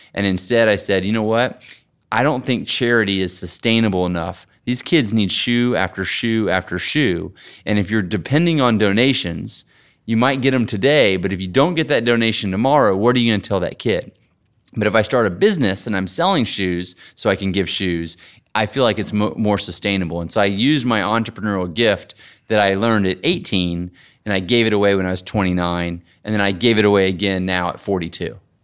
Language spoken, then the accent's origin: English; Texas, United States; I grew up in Texas, riding horses a little bit